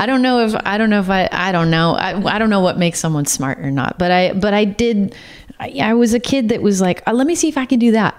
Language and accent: English; Santa Cruz County, Northern California, United States; I grew up in Northern California most of my life, but uh, which was an odd combo to like grow up in Santa Cruz County